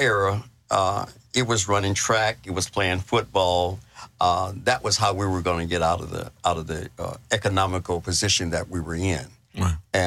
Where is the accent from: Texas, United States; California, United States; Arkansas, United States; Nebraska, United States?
California, United States; Los Angeles; moved away; also born or lived in Chino, California; I was born and raised in Los Angeles, California